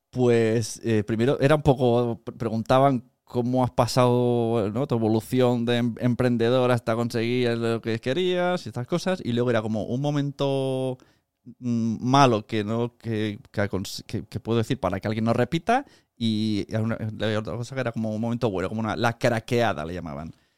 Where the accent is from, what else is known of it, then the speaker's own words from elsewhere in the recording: Palau-solità i Plegamans, Catalonia, Spain; mi pueblo, de Palau Plemans